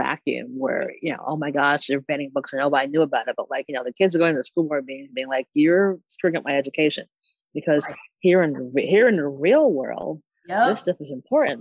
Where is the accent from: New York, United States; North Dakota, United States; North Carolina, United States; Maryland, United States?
New York, United States; as a New Yorker